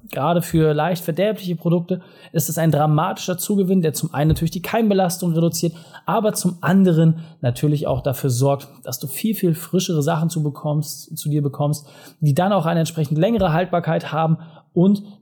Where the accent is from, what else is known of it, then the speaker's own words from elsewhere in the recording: Hamburg, Germany; ja, ich lebe in einer Großstadt, ich kann das nachvollziehen als Hamburger.